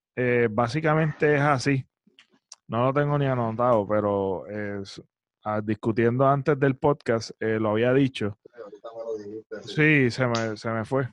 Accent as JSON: {"language": "Spanish", "country": "Puerto Rico", "said": "como ciudadanos puertorriqueños"}